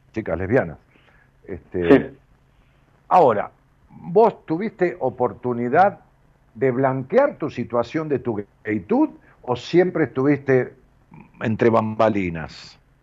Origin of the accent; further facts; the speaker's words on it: Ramos Mejía, Buenos Aires, Argentina; now in Buenos Aires, Argentina; en mi pueblo, allá en Robo Mejía